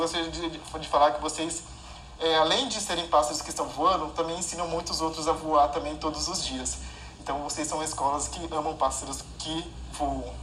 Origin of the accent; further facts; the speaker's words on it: Mato Grosso, Brazil; now in Belém, Brazil; porque eu sou, antes de morar em Belém, eu sou do Mato Grosso, então é do interior do Mato Grosso, eu sou do interior do Mato Grosso.